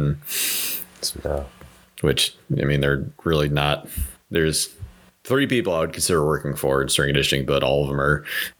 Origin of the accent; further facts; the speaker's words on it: Ohio, United States; moved away as an adult; now in Traverse City, United States; No, actually, I grew up in Ohio. I've lived in Ohio for 26 years of my life.